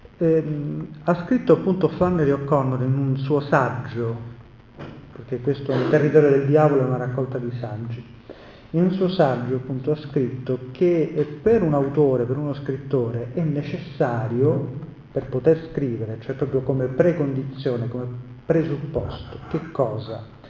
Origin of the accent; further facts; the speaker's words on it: Messina, Sicily, Italy; io sono siciliano e messinese